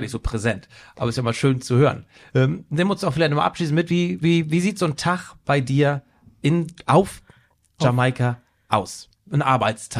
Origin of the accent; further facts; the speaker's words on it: Germany; als Deutscher